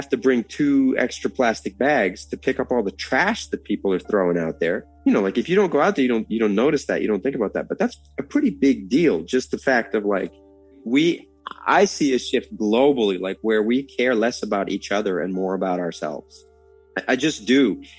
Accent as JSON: {"language": "English", "country": "United States", "lives_now": "Norway", "said": "the main thing I've noticed about being American in Norway is the change from it being a positive to a negative."}